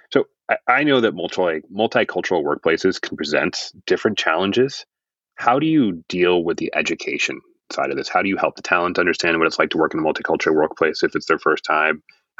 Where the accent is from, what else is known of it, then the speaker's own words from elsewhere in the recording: United States; as an American